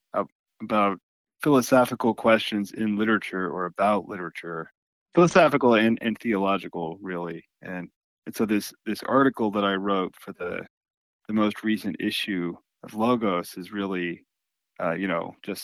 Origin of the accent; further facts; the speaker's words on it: Texas, United States; moved away as an adult; now in Hillsdale, United States; I'm from Texas